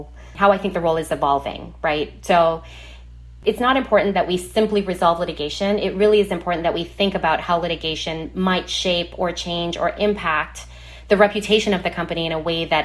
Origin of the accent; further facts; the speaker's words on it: Trinidad & Tobago; moved away; my childhood growing up in Trinidad in the Caribbean.